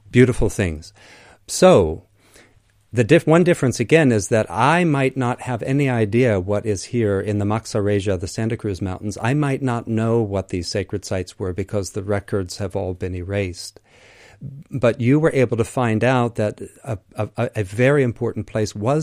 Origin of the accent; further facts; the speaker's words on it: Crete, Greece; the kinship between my people and yours, because I'm from Crete in particular